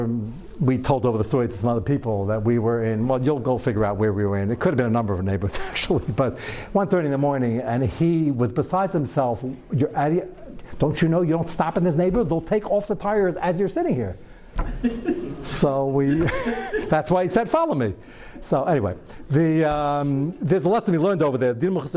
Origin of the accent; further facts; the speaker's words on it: New York, United States; I'm a New Yorker